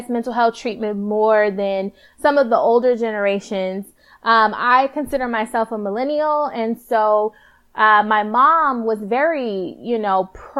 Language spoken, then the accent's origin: English; Palmdale, California, United States; also born or lived in Lancaster, California; I was born and raised in Palmdale in Lancaster, California